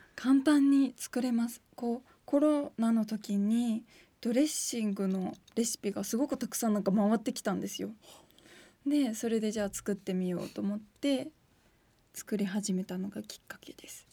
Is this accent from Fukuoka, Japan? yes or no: yes; Fukuoka, Japan; now in Tokyo, Japan; 私の実家の前がパン屋さんだったんですよそれでパンの香りを嗅ぎながらいつも帰宅してたので東京に来てちょっと軽いホームシックにかかった時に、はい、パン屋の香りを嗅ぐとちょっと福岡を思い出す